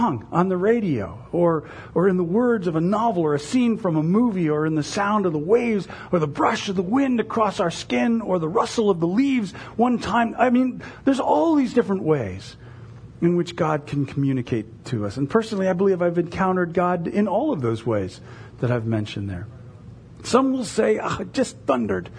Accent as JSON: {"language": "English", "country": "United States", "said": "as American evangelical Christians"}